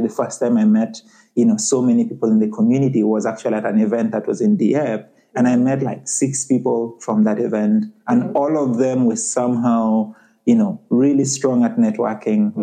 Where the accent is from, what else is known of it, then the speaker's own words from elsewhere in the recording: Uganda; moved away as an adult; also born or lived in Halifax, Canada; now in Canada; I'm originally from Uganda, and I came to Canada as a student, you know, about seven years ago